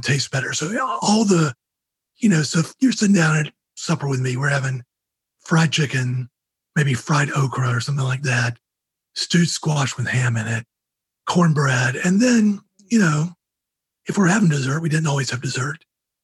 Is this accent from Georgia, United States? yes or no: yes; Georgia, United States; I grew up in Georgia